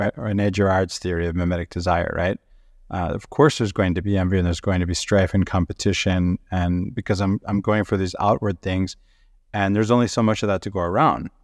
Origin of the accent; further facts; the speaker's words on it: Venezuela; moved away; I grew up in South America and Venezuela